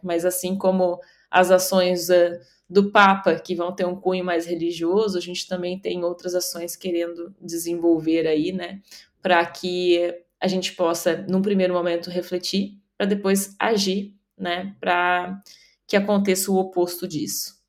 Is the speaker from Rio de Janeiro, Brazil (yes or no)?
no; Rio Grande do Sul, Brazil; estou aqui falando hoje do Rio Grande do Sul, da minha terra natal